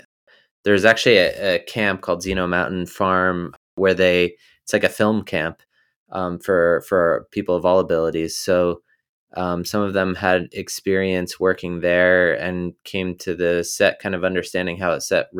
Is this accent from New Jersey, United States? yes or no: yes; New Jersey, United States; So I grew up in New Jersey, you know, more the countryside of New Jersey.